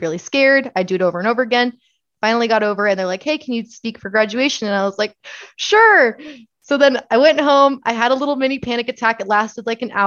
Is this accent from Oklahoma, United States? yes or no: no; Laveen, Arizona, United States; also born or lived in Chandler, Arizona; I was born and raised in Levine, Arizona